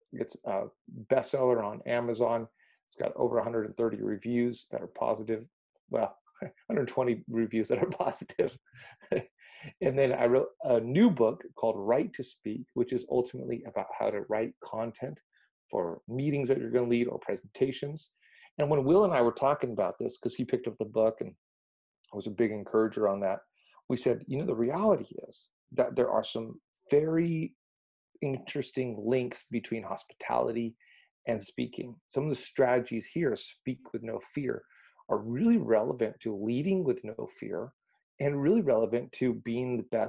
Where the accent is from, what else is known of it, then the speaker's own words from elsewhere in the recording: Mexico; So really going back to this, I grew up in Mexico and was really the proverbial fish out of water, did not fit in anywhere.